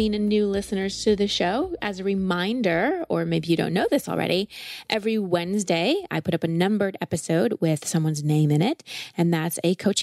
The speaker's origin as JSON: {"language": "English", "country": "United States", "said": "I am an American girl."}